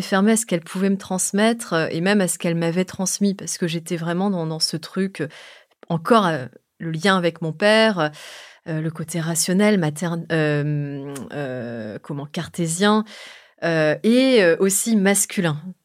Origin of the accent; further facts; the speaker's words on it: France; ma maman est indonésienne, et moi je suis née en France